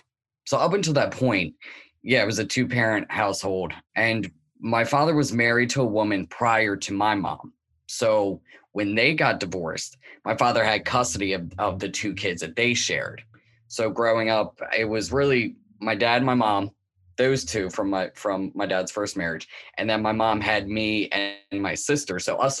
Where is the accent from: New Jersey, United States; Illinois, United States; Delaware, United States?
Delaware, United States; Newark; Yeah, well, I was born and raised around Wilmington in Newark, Delaware. I was born in 1989. It was more of a suburban, but slightly urban place as well.